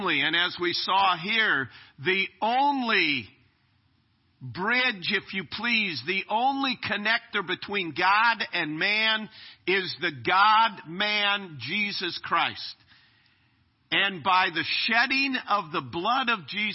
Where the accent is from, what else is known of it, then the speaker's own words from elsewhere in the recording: United States; I'm a citizen of America